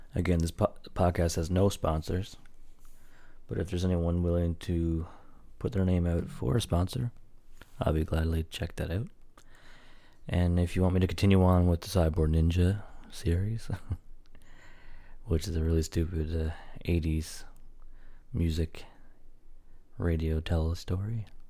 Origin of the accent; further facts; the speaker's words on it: Newfoundland and Labrador, Canada; I'm a Newfoundlander